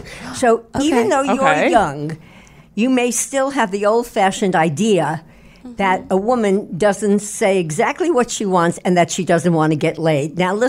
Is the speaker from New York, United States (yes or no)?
yes; Brooklyn, New York, United States; now in Manhattan, United States; Well, originally I'm from Brooklyn. And I did some work on my voice so that it wouldn't be nyeh, nyeh, nyeh. And but I live in Manhattan and I travel around the world